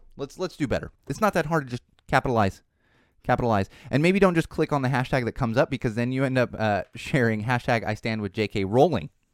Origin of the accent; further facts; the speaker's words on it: California, United States; my home state